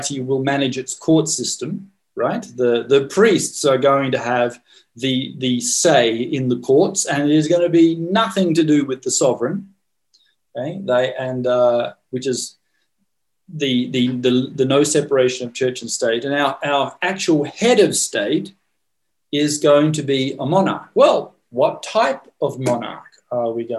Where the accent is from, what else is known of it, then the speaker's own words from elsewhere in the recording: Australia; moved away; I grew up in Australia in the monarchy.